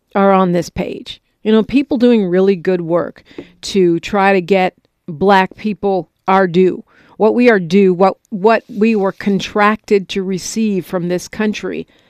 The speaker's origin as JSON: {"language": "English", "area": "Bay Area", "region": "California", "country": "United States", "said": "I'm from the Bay Area."}